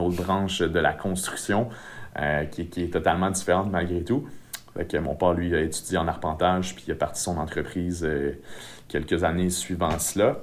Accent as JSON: {"language": "French", "town": "Saint-Georges", "region": "Quebec", "country": "Canada", "said": "je viens de la Beauce, je viens de Saint-Georges, plus précisément"}